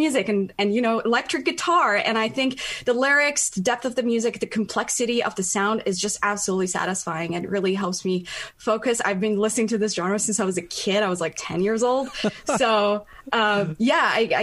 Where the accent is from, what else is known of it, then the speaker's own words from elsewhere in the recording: Tehran, Tehran Province, Iran; English is a second language; moved away as an adult; now in United States; I was born and raised in Tehran